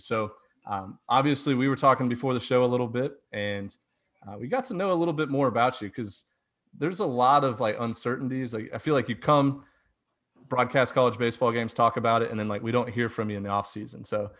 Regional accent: Houston, Texas, United States; I'm from Houston, Texas.

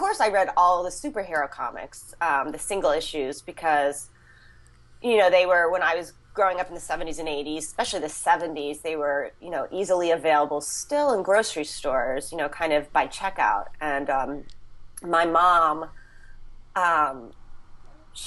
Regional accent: Pennsylvania, United States; I grew up in Pennsylvania mostly

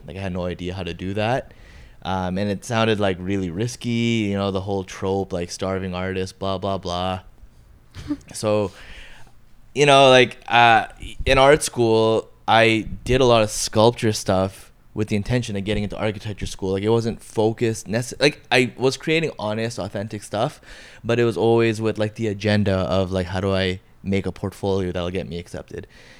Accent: Bangladesh; born there; moved away; also born or lived in Montreal / Toronto / Los Angeles; So I was born in Bangladesh, moved to Montreal, then moved to Toronto. From Toronto, moved to Cali, and in Cali, I first lived in LA, and then to the OC, then moved back to Toronto, then moved to Bangladesh, came back

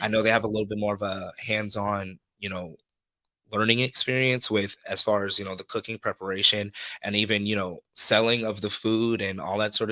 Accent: Los Angeles, California, United States; also born or lived in Compton, California / Santa Monica, California; I'm from Compton originally. And my mom moved me to Santa Monica

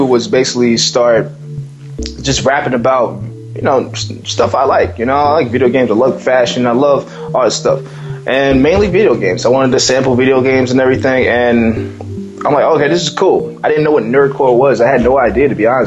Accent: New Jersey, United States; also born or lived in Las Vegas, Nevada; I'm from a place in the U.S., New Jersey, and I was raised in the West Coast in Las Vegas for a couple of years in my childhood

